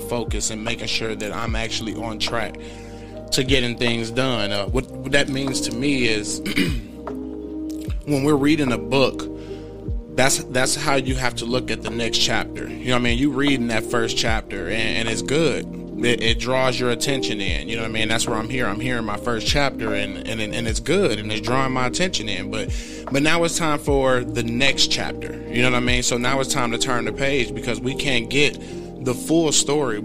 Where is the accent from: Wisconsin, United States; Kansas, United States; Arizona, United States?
Wisconsin, United States; Milwaukee; being somebody that was born, raised, grew up in Milwaukee, Wisconsin